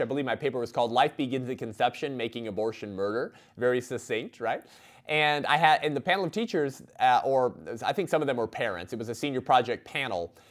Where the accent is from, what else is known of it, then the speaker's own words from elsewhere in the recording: Whittier, California, United States; I grew up in Uptown Whittier, just a few blocks from Whittier High School